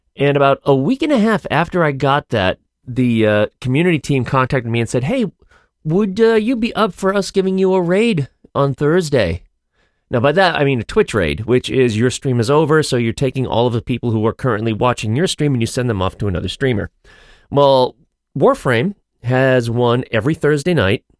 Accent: United States; as an American

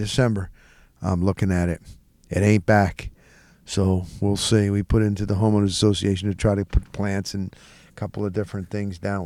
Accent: New Jersey, United States; we grew up in North Jersey

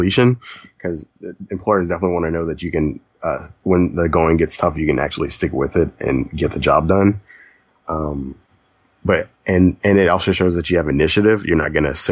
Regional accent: Lafayette, Louisiana, United States; also born or lived in Baton Rouge; I grew up in Lafayette, as you know, and I transferred to Baton Rouge

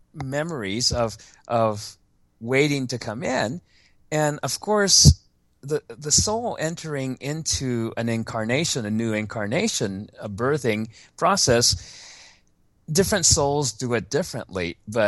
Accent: Japan; born there; I was born in Japan, but I was born on an American military base there because my father was in the army during the Korean War

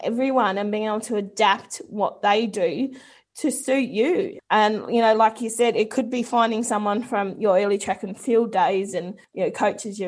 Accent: New Zealand; being a Kiwi myself

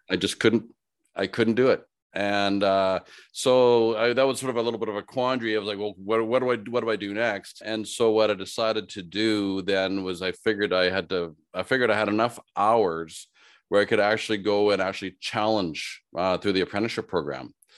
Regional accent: Saskatoon, Saskatchewan, Canada; also born or lived in Regina, Saskatchewan; in Regina, Saskatchewan, here as where I was born, and then I grew up in Saskatoon, which is two hours north

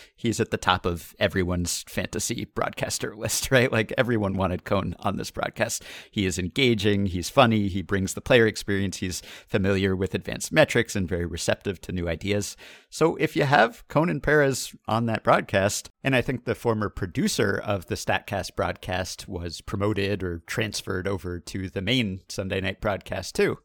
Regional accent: New York, United States; I grew up in New York

